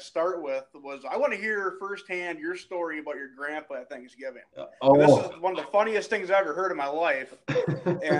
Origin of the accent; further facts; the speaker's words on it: Westby, Wisconsin, United States; accent: Midwest; we're from Wisconsin